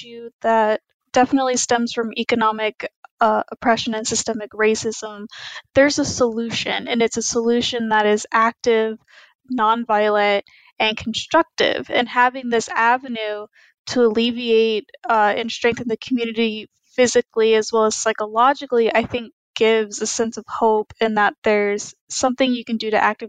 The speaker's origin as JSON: {"language": "English", "town": "Plano", "region": "Texas", "country": "United States", "said": "I'm from Plano, Texas"}